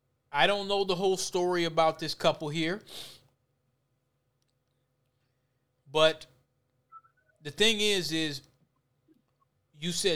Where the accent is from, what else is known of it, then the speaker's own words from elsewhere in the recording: Minneapolis, Minnesota, United States; me and Solomon here, we're from the West Bank